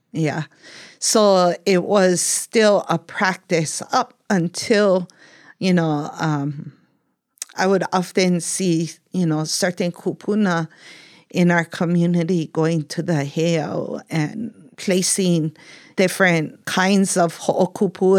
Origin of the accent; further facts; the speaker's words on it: Kupahua, Puna, Hawaii, United States; growing up In Kupahua, and a lot of times people refer that whole Lower Puna area is Kalapana